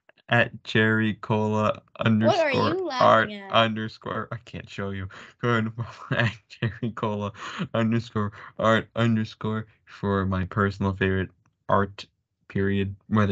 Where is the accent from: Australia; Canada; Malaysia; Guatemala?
Canada; Vancouver, British Columbia; Yeah, I'm from Vancouver.